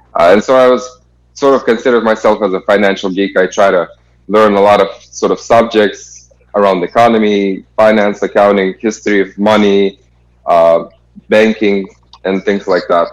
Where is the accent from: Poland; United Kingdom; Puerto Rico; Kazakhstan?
Kazakhstan; moved away as an adult; originally I'm from Kazakhstan